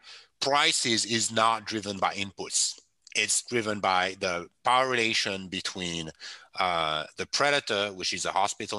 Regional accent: France; English is a second language; moved away as an adult; now in United States; I come from France

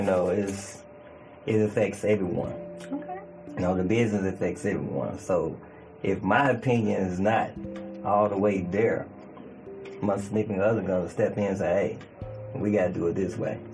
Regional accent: Chicago, Illinois, United States; also born or lived in Mississippi; now in Memphis, United States; I am from Chicago, Illinois. Born and raised. Chicago, Illinois. Chi Town, Windy City

